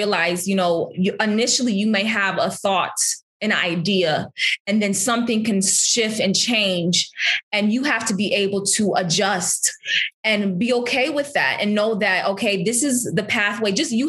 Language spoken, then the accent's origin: English; Berrien Springs, Michigan, United States; I'm going to Oakwood. I'm from Berrien Springs. I don't know if you've been to Berrien, but there's just cows